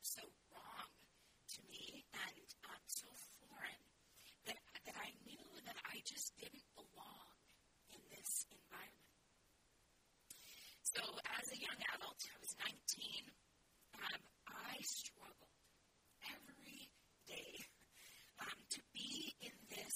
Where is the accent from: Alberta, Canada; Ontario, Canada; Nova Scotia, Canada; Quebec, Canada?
Alberta, Canada; moved away as an adult; also born or lived in Saskatchewan / Cincinnati, Ohio; I grew up in Alberta